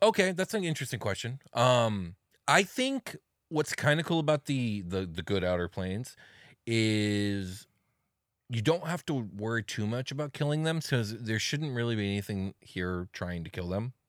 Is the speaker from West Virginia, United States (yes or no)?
no; Arcadia, California, United States; the name of the city that I was brought into this world in and the plane of existence of the same name